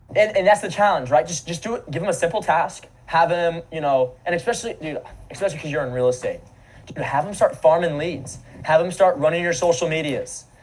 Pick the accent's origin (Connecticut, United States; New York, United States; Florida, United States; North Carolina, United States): Florida, United States; Naples; I grew up in Naples, Florida.